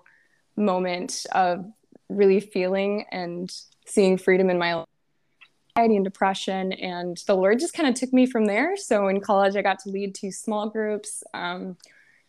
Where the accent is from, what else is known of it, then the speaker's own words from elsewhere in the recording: Ashley, North Dakota, United States; I am from Ashley, North Dakota, which is like a small town, population like 700